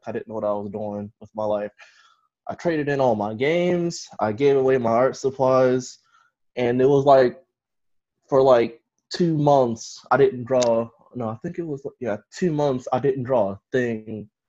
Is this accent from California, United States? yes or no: no; Baltimore, Maryland, United States; I'm from Baltimore, Maryland. Okay. I've been here my whole life